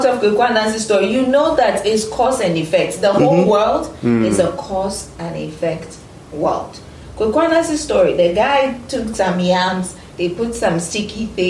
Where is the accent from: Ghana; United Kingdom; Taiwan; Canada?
Ghana